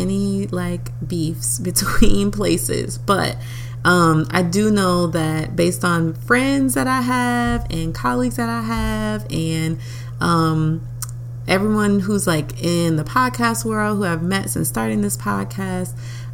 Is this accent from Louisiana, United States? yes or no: yes; New Orleans, Louisiana, United States; moved away; my hometown, New Orleans, Louisiana.